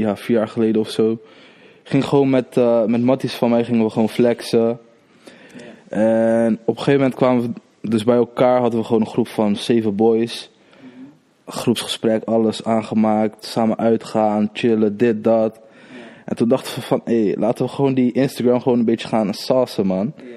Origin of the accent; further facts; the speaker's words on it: Rotterdam, South Holland, Netherlands; Ik kom uit Krooswijk. Krooswijk, Rotterdam